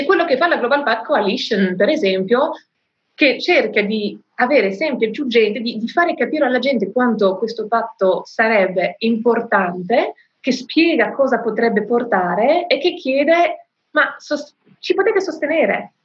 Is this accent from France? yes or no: yes; France; Nel mio paese, in Francia